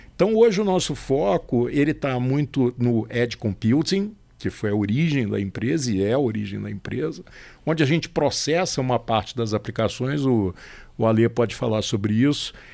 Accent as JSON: {"language": "Portuguese", "region": "Rio de Janeiro", "country": "Brazil", "said": "sou carioca."}